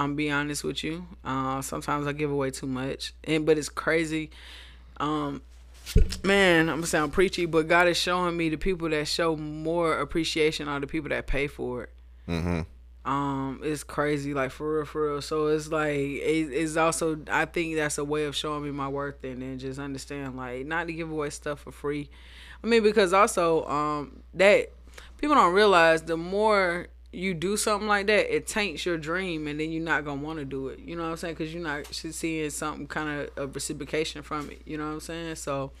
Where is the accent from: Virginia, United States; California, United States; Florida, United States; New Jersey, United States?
California, United States; Monterey; born there; I was born in Monterey, California, in the Bay Area. My mom was in the military out there.